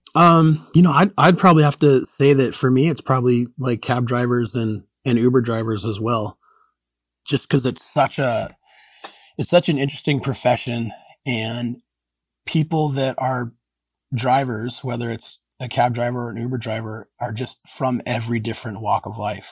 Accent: Anchorage, Alaska, United States; born or raised there

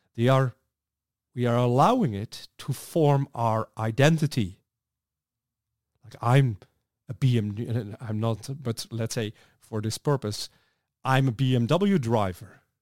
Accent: Netherlands; I'm from the Netherlands

